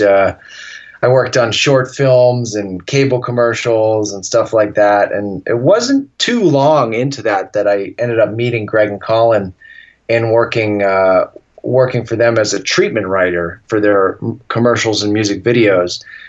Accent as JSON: {"language": "English", "region": "Massachusetts", "country": "United States", "tie": "born or raised there", "said": "growing up in Massachusetts"}